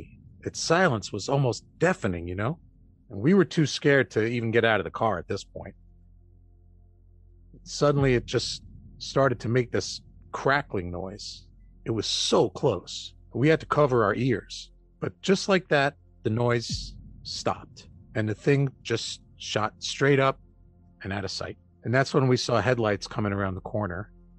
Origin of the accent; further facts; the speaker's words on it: Michigan, United States; Yeah. I grew up in Michigan. It must be something in the water up there or something.